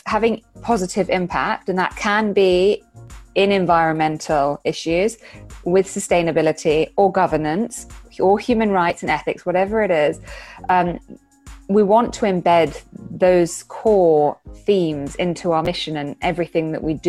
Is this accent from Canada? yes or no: no; United Kingdom; I'm British national